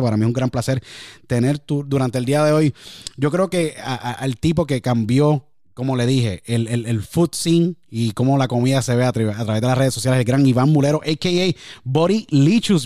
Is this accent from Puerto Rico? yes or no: yes; San Juan, Puerto Rico; me crié en Puerto Rico, en San Juan